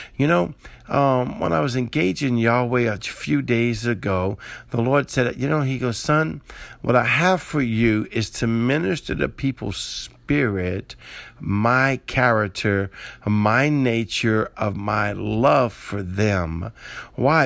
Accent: New Orleans, Louisiana, United States; I'm from the South, right? I'm from New Orleans area, and we make gumbo

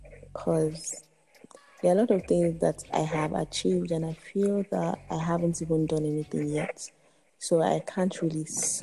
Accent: Edo, Nigeria; I'm from Edo State.

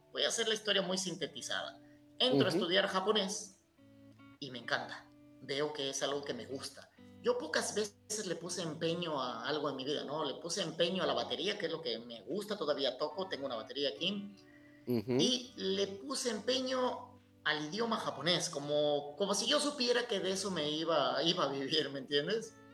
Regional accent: Jiutepec, Morelos, Mexico; also born or lived in Japan / Cuernavaca, Mexico; now in Uruguay; yo nací en 1978 en un pueblito de cuatro cuadras que se llama Jiutepec Morelos.

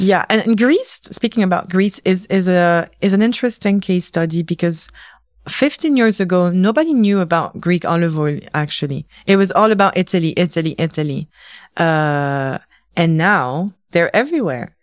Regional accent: London, United Kingdom; moved away as an adult; also born or lived in Tunisia; now in Paris, France; I grew up in London

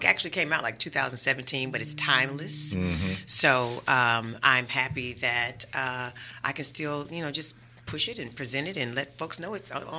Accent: New Orleans, Louisiana, United States; Girl, I'm from New Orleans.

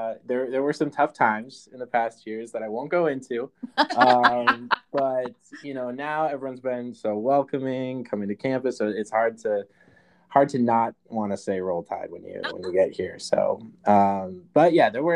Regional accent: Mankato, Minnesota, United States; moved away; I am originally from Minnesota, southern Minnesota, a town called Mankato. Yeah, I lived most of my life there, actually.

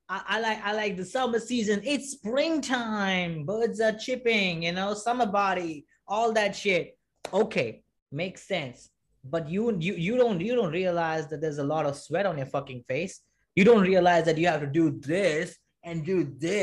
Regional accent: Mumbai, Maharashtra, India; I'm from Mumbai, right? I'm from Mumbai, India

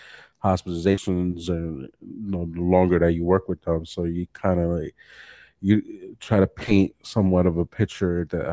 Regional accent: New York, United States; moved away as an adult; now in Delaware, United States; I grew up in New York

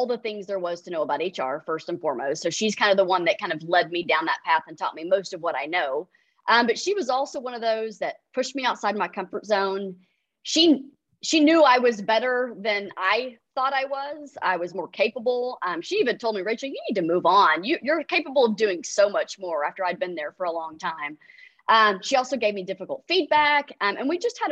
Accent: Irving, Texas, United States; also born or lived in Austin, Texas; So I grew up in Irving, Texas. So I am a native Texan

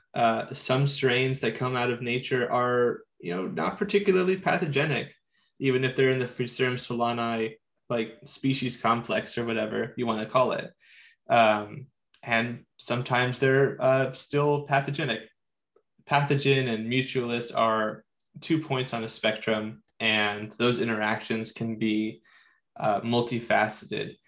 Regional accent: San Diego, California, United States; I am born and raised in San Diego, so I live in the subtropical zone

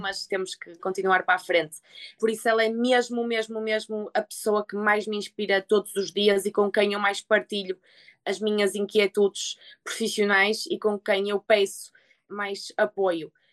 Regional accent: Portugal; moved away

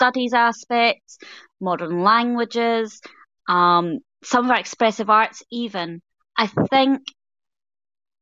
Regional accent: Scotland, United Kingdom

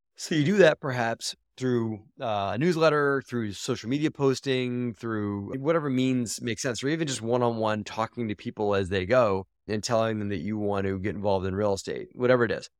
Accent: Baltimore, Maryland, United States; I grew up in Baltimore, Maryland, and I went to a magnet school called Baltimore

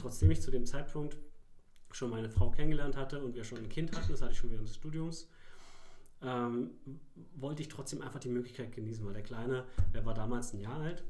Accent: Mittenwalde, Brandenburg, Germany; Ich habe bei der Sparhandels AG äh, in meiner Heimat in Mittenwalde, also auch im Landkreis Darm-Spree

